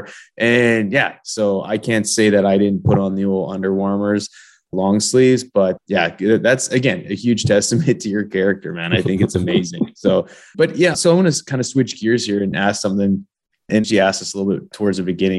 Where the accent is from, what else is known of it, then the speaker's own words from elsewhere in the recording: Okanagan Valley, British Columbia, Canada; now in Houston, United States; growing up in the Okanagan Valley in BC